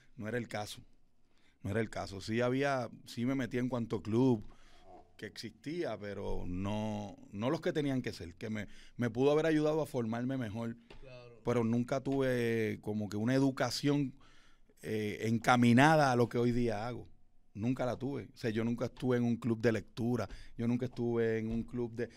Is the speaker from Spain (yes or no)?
no; Fajardo, Puerto Rico; Yo soy de Fajardo, Puerto Rico